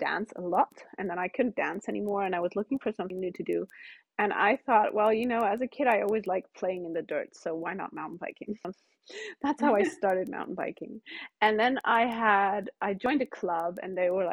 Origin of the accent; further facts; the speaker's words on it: Cyprus; moved away; I grew up in Cyprus, which is a tiny little island below Turkey. And I grew up with Turkish, English, and German, and that's why my English is pretty good